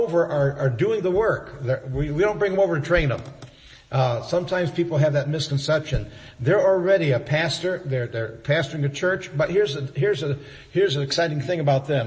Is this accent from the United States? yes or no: yes; near Buffalo, New York, United States; now in Georgia, United States; I grew up in the north up near Buffalo on a dairy farm. And I'm a New Yorker